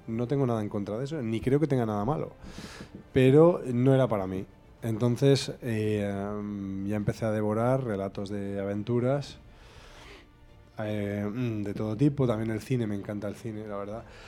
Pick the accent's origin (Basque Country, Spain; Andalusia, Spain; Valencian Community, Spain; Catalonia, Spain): Basque Country, Spain; Vitoria-Gasteiz; also born or lived in Barakaldo / Galdakao; yo soy súper vitoriano, porque nací en Galdacano por error, soy mi padre es vitoriano